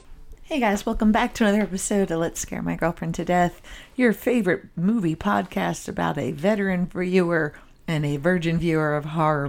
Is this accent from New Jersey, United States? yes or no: yes; New Jersey, United States; I, for all intents and purposes, grew up as a small Canadian child, even though I'm from New Jersey. Watched a lot of Canadian TV.